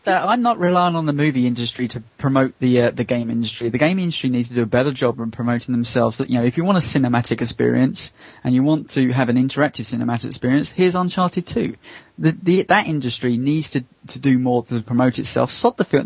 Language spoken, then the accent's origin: English; United Kingdom; I as a British person